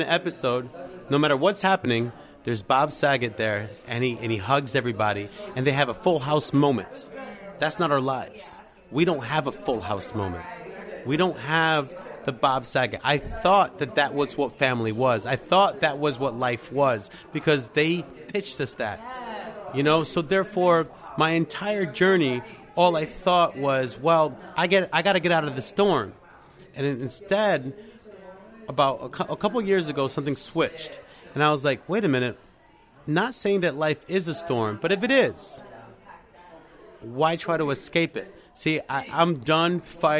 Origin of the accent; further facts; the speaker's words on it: Puerto Rico; I'm from Puerto Rico